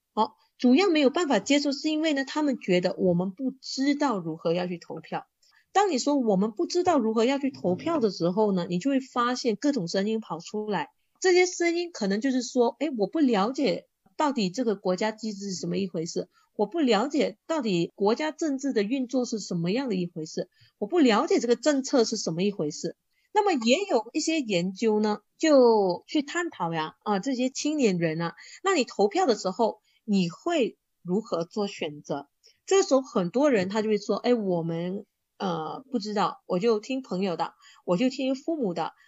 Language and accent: Chinese; Kuala Terengganu, Terengganu, Malaysia; 我本身是来自瓜拉登加罗